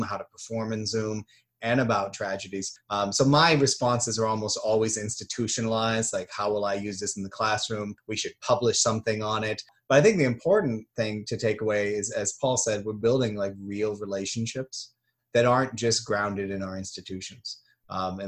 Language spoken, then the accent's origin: English; United States; I'm just an American.